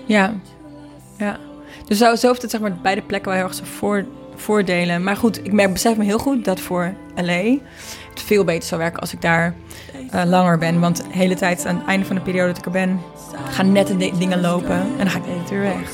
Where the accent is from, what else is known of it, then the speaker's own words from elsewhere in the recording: Marken, North Holland, Netherlands; mijn ouders zijn een paar jaar geleden weggevaard van Marken, waar ik ben opgegroeid